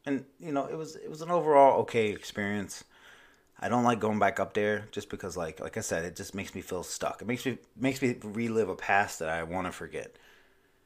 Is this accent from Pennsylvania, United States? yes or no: no; Maryland, United States; now in Myrtle Beach, United States; my home state, Maryland. I live in South Carolina